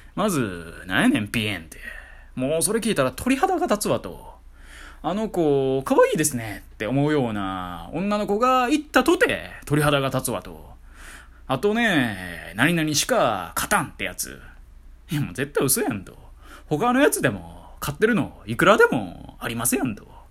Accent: Kansai, Japan; accent: Kansai-ben; also born or lived in Kanto

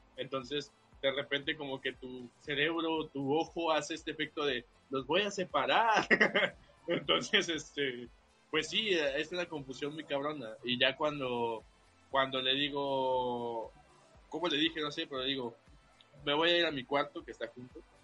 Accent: Veracruz, Mexico; Yo soy de aquí del puerto

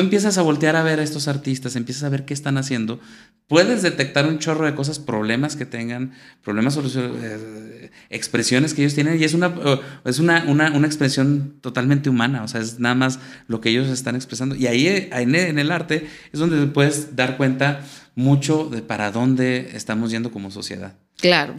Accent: Saltillo, Coahuila, Mexico; also born or lived in Venezuela; Yo soy, eh, nací aquí en Saltillo y aquí viví y aquí estudié

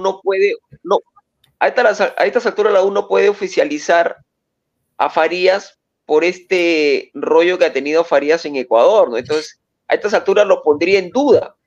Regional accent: Sullana, Piura, Peru; yo que soy de Suyana

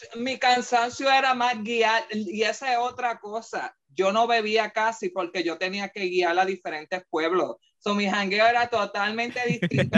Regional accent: Puerto Rico; nos describe como puertorriqueños

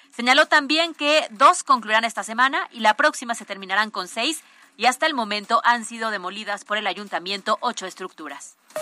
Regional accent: Puebla, Mexico; somos poblanos y aquí hay mucha cosa bonita

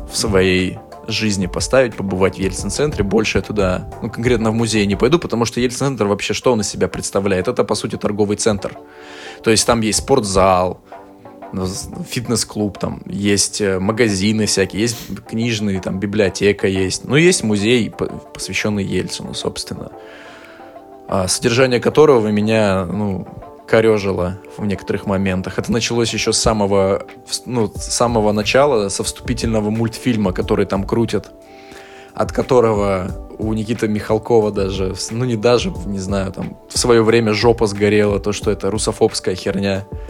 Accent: Omsk, Omsk Oblast, Russia; мой родной город Омск

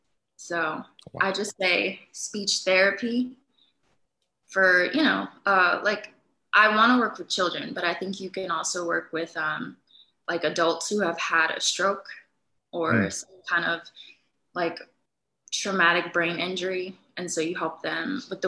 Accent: Pittsburgh, Pennsylvania, United States; moved away as an adult; also born or lived in Detroit, Michigan / Los Angeles, California; now in California, United States; I was born in Detroit. But then when my parents got married, I was maybe like one or something, we moved to Los Angeles, California. And I was there till about eight. And then we moved to Pittsburgh

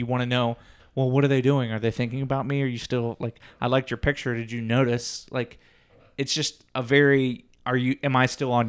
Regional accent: Ohio, United States; We didn't have to dig deep from that. We're from Southwest.

